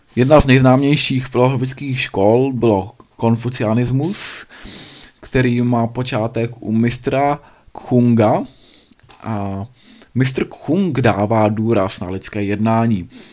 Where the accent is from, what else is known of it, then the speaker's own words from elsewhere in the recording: Bohemia, Czechia; tady u nás v Čechách